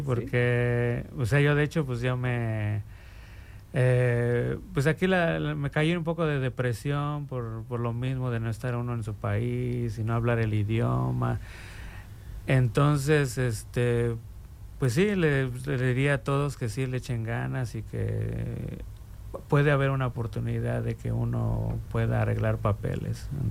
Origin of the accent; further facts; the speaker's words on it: Mexico City, Mexico; now in Bloomington, United States; yo soy originario de la Ciudad de México